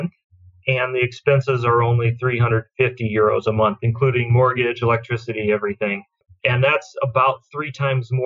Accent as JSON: {"language": "English", "country": "United States", "moved": "as an adult", "said": "I'm American"}